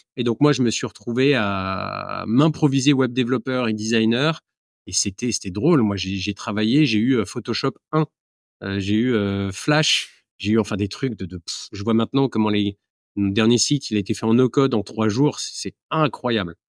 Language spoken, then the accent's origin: French; Aix-en-Provence, Provence-Alpes-Côte d'Azur, France; moved away; also born or lived in Marrakech / Lyon / Shanghai; je suis originaire d'Aix-en-Provence